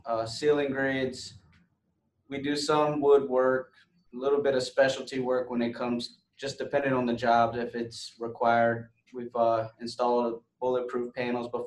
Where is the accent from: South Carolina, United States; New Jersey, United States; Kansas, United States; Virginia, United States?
Virginia, United States; Buckingham; I grew up in Buckingham, Virginia